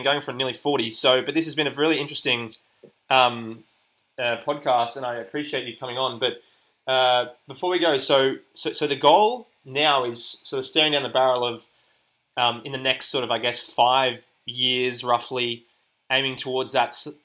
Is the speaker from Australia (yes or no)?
yes; Australia; also born or lived in Finland; myself being based and growing up in Australia